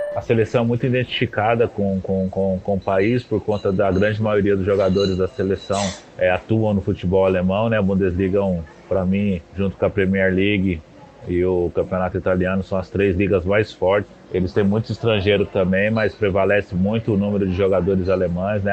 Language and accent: Portuguese; Brazil; moved away as an adult; also born or lived in Wolfsburg, Germany; nós brasileiros